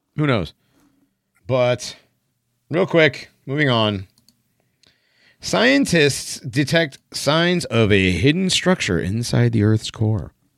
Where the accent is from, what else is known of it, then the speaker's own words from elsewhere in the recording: East Hartford, Connecticut, United States; I grew up in Hartford